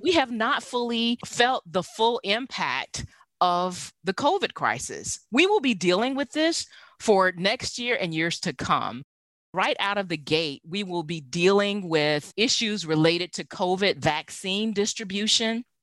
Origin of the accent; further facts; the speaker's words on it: the South, United States; moved away; I grew up in the South